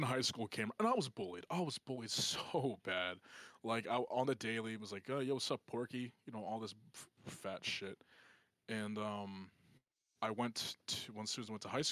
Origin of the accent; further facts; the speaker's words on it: Pittsburgh, Pennsylvania, United States; also born or lived in Hershey, Pennsylvania; my middle school and elementary school before I moved from Hershey to Pittsburgh